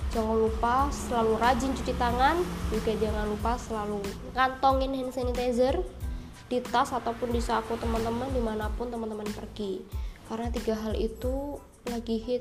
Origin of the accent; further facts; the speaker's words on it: Jember, East Java, Indonesia; now in Madiun, Indonesia; aku domisili di Madiun dan aku asli Jember